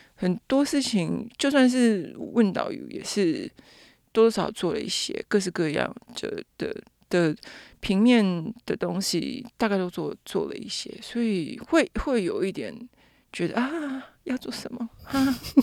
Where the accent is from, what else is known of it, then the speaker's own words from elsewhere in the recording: Taipei, Taiwan; 我是台北人嘛，所以其实有很多的，我讲白一点，就是我可以随时回家住